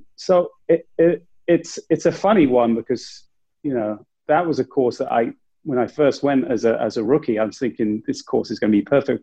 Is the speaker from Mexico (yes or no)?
no; England, United Kingdom; I'm from England